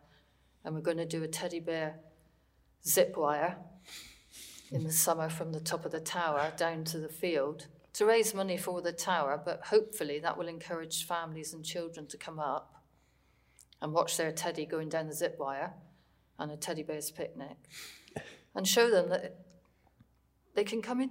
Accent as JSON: {"language": "English", "area": "Coombe Park", "region": "South West England", "country": "United Kingdom", "tie": "born or raised there", "said": "where I live in Coombe Park, that's where I was brought up and that's where I live now"}